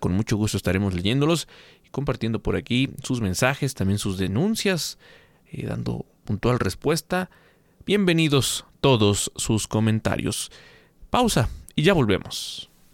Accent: Mexico; como mexicanos

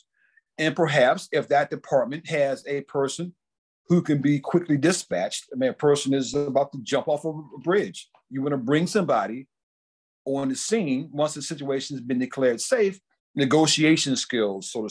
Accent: Washington, D.C. area, Maryland, United States; I grew up in in the Washington, D.C. area, in local Maryland area

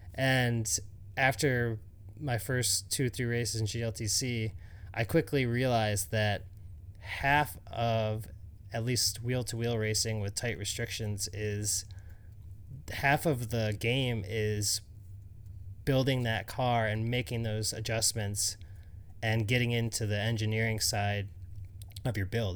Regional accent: Syracuse, New York, United States; I grew up in Syracuse

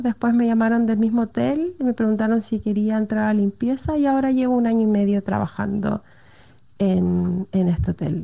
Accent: Chile; moved away as an adult; now in Norway; Soy de Chile y me vine junto a mi esposo y mis cuatro hijos hace tres años a vivir a Noruega

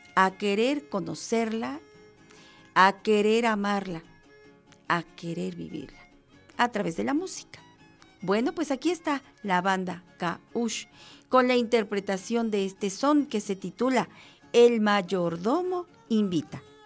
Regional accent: Mexico; somos mexicanos todos los días

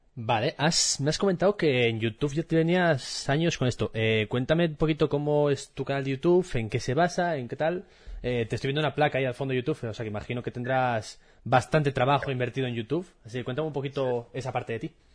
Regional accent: Asturias, Spain; moved away as an adult; also born or lived in Seville; me mudé de Asturias, mejor dicho, hace seis años y me fui a estudiar a Sevilla. Y allí en, en Sevilla descubrí que había muchas expresiones de mi día a día que solo se utilizaban en Asturias

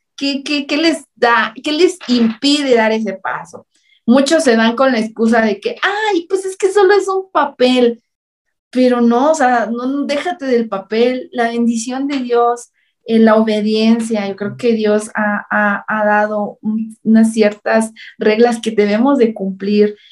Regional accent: central Chiapas, Mexico; Yo soy del centro de Chiapas

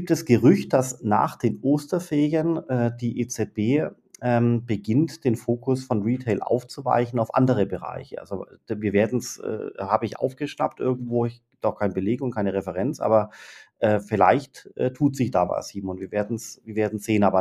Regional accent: Baden-Württemberg, Germany; Na gut, dann habe ich eine andere. Als als Schwabe, wo die ganzen Unternehmen, äh, sitzen

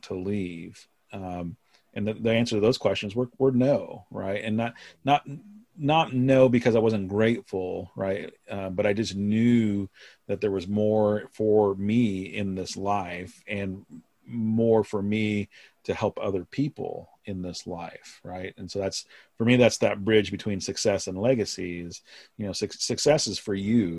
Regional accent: Oregon, United States; I'm from Oregon

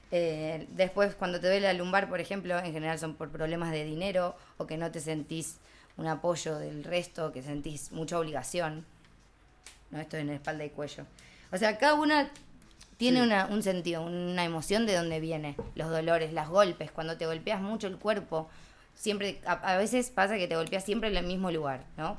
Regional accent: Argentina; now in Barcelona, Spain

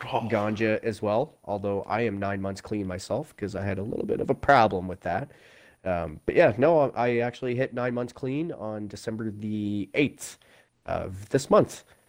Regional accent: Prince Edward Island, Canada; I come from Canada in a province, not a state, called Prince Edward Island uh, on the East Coast

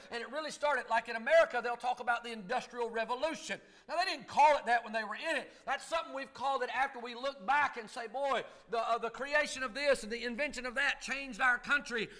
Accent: Kentucky, United States; accent: Kentucky hillbilly and North Carolina mountain talk; now in North Carolina, United States; I grew up in Kentucky, and I've been in the foothills of the Blue Ridge Mountains in North Carolina

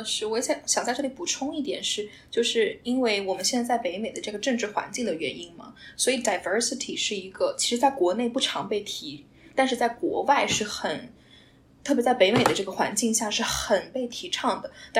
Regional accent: China; now in North America; 我们中国在中国大家很喜欢说老外，

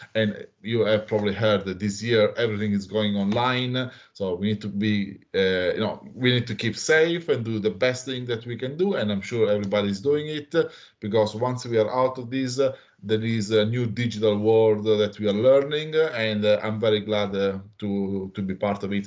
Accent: Italy; moved away as an adult; now in Australia; I'm originally from Italy. I moved to Australia in uh, 2013

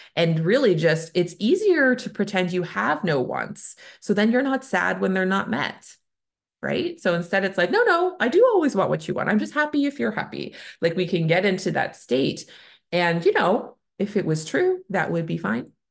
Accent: Canada; I'm a Canadian family physician

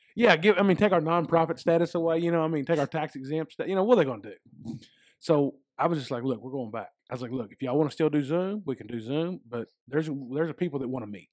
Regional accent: United States; I was born and raised in a Baptist church, um, out in West Davis County.

